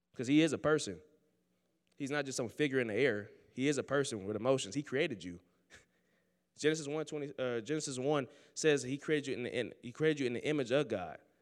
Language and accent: English; Oakland, California, United States; moved away as an adult; now in Sterling, United States; I grew up in Oakland, California, the church, man.